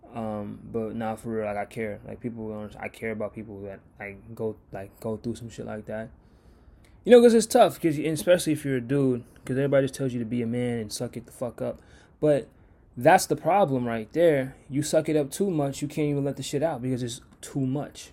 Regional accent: United States

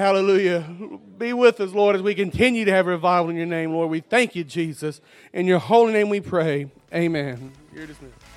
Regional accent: United States; I grew up in Dollaway down the road

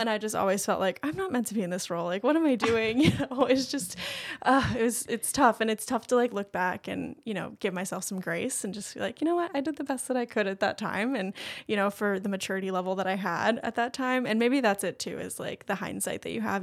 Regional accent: Swansboro, North Carolina, United States; also born or lived in Japan / Boone, North Carolina; I'm from Swansboro

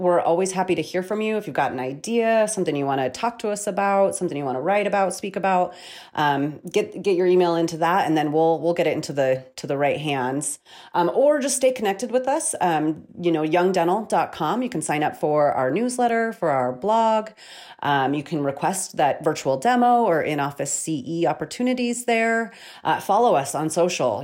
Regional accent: Missoula, Montana, United States; right here in my hometown of Missoula, Montana

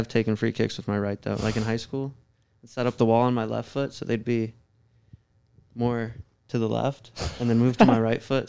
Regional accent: Staunton, Virginia, United States; I'm from Stanton, Virginia, so there's not really anything around there.

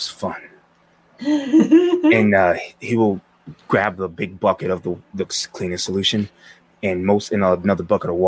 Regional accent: Chicago, Illinois, United States; I'm from Chicago

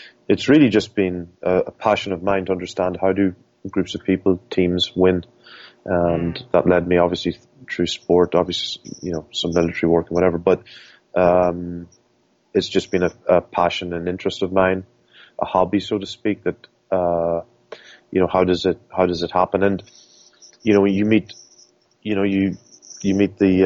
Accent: Scotstown, County Monaghan, Ireland; I'm from Scotstoun originally, Scotstoun and Monaghan

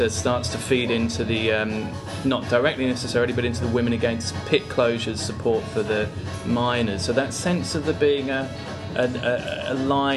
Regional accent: Norwich, East of England, United Kingdom; moved away as an adult; also born or lived in Sheffield; when I was growing up in Norwich

